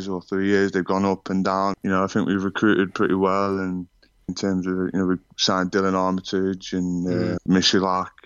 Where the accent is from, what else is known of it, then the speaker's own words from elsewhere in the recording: Liverpool, North West England, United Kingdom; accent: Scouse; moved away as an adult; now in Lyon, France; being a Scouser